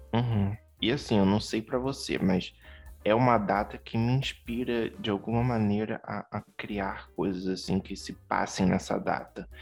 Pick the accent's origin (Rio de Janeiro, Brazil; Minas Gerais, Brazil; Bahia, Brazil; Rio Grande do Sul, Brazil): Rio de Janeiro, Brazil; como um bom carioca, não tanto da gema